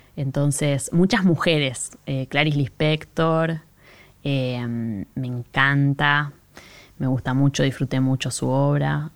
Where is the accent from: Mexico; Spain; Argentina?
Argentina; Monte Grande, Buenos Aires Province; yo soy de Monte Grande, en los noventas Monte Grande empezó a ponerse más inseguro